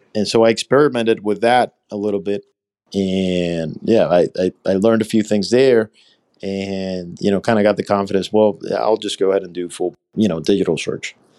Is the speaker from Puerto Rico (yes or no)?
yes; Puerto Rico; also born or lived in Alabama; So I'm actually from here. I grew up here.